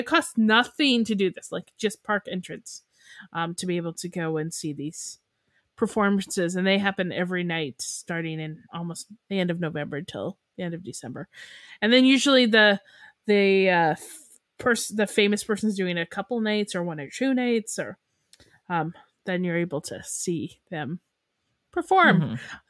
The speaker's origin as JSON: {"language": "English", "country": "Canada", "said": "we're Canadian"}